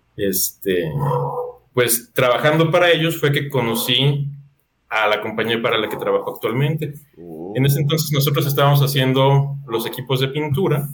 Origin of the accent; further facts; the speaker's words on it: Mexico; aquí tú como mexicano